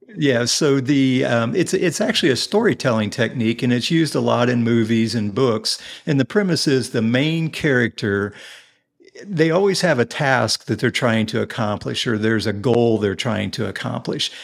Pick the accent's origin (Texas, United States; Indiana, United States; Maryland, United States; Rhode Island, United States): Indiana, United States; Indianapolis; also born or lived in Carmel, Indiana; I am originally from, I grew up here in Indianapolis